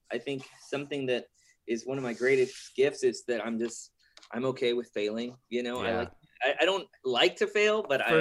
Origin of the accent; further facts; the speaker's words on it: La Porte, Texas, United States; So I grew up in La Porte, and that's like a, you know, a coastal type of port village, yeah. You know, east, southeast of Houston